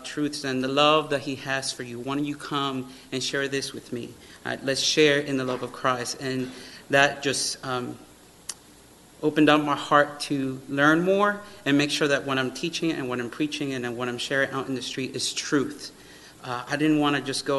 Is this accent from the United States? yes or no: yes; Miami, Florida, United States; moved away; I grew up here in Miami, and then we moved up here.